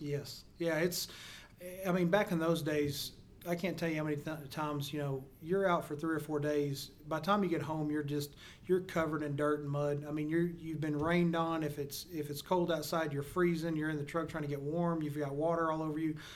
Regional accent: Perrin, Texas, United States; grew up in a small town uh, called Perrin, Texas

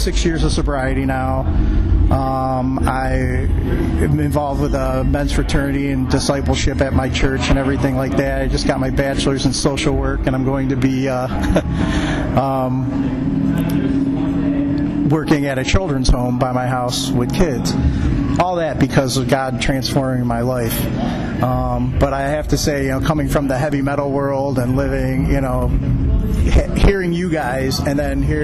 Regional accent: Cleveland, Ohio, United States; I'm from the Cleveland area

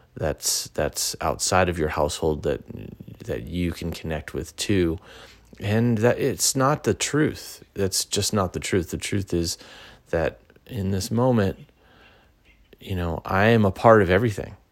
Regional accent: Pasadena, California, United States; also born or lived in Sacramento; I moved from Sacramento back to my original hometown in Pasadena

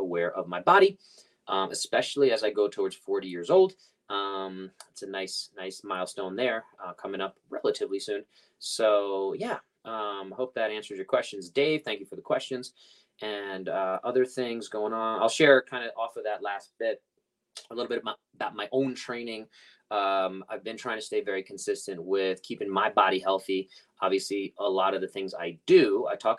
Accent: New York City, New York, United States; moved away; I grew up Coney Island in Brooklyn

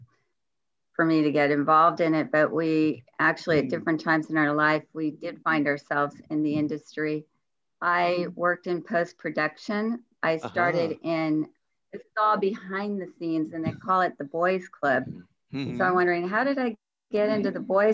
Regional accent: Los Angeles, California, United States; also born or lived in San Fernando Valley; I was born and raised in Hollywood, California. And so I spent most of my life in Hollywood and the San Fernando Valley

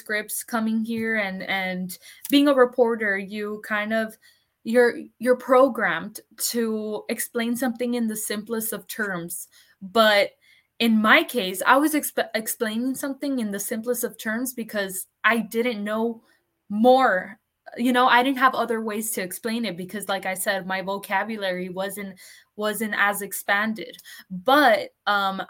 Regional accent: Texas border town, United States; first language Spanish; moved away as an adult; also born or lived in Los Angeles / Houston / San Antonio; now in Austin, United States; My hometown, my hometown is a border town. It's literally right next to Mexico

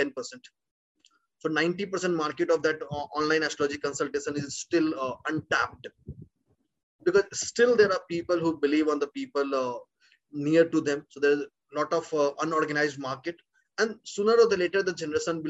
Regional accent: India; being an Indian background

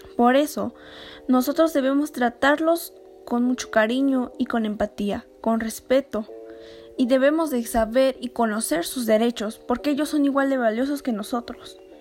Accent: Mexico; nosotros como mexicanos

